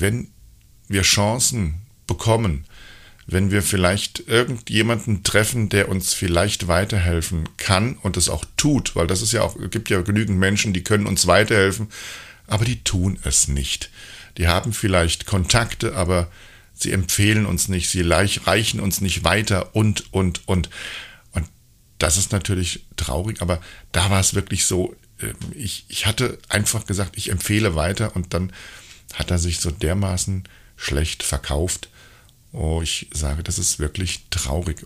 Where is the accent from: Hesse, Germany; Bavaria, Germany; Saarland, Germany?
Hesse, Germany; ich war ja früher ein richtiger Heppes, wie man bei uns in Hessen sagt